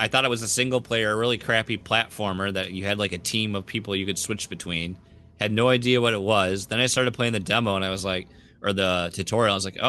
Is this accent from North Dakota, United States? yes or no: no; Michigan, United States; Since we're from Michigan, I have to be Rockin' Rye.